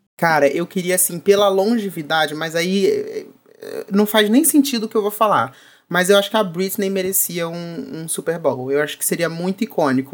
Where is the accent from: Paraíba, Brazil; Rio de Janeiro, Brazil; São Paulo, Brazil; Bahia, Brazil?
Rio de Janeiro, Brazil; Eu sou do Rio, meu filho, eu moro no Rio